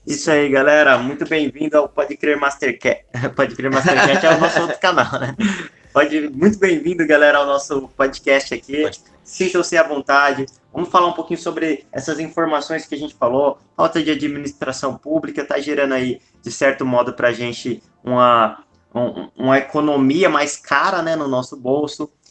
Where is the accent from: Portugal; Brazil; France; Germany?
Brazil; eu sou brasileiro.